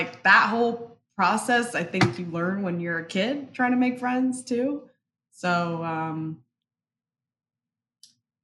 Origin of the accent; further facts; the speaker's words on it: Paterson, New Jersey, United States; first language Spanish; English is a second language; also born or lived in Dominican Republic; my parents moved to Paterson, New Jersey